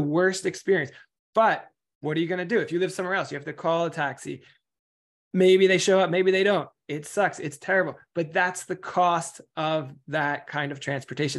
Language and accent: English; New York, United States; I'm from New York